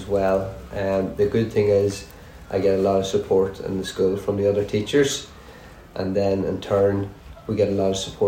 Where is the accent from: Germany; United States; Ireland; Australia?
Ireland; Gweedore, Ulster; I am from a place called Donegal. It's in the northwest of Ireland, and I'm from a small town called Gweedore